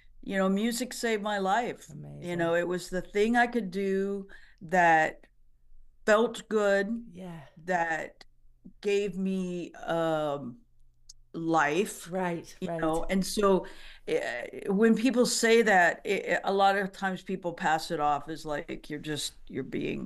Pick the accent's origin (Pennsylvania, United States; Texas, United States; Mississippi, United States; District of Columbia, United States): Texas, United States; East; moved away as an adult; also born or lived in Austin, Texas; now in Nashville, United States; I was living in Austin, grew up in Texas, more East Texas